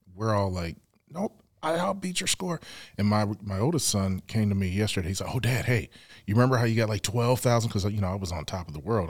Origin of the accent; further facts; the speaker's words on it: Evanston, Illinois, United States; also born or lived in New York City, New York / Lawton, Oklahoma; I grew up in Evanston, Illinois